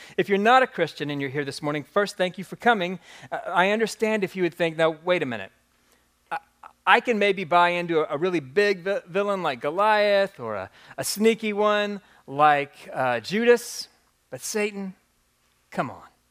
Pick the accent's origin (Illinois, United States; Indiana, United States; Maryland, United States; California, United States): Indiana, United States; Jeffersonville; moved away as an adult; now in New Albany, United States; I've been a, a proud resident of New Albany, Indiana for the past decade, but I was born and raised in Jeffersonville